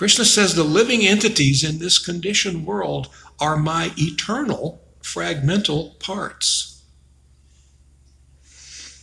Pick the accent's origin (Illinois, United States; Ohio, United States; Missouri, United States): Illinois, United States; Chicago; now in Arizona, United States; when I was a kid, I grew up in Chicago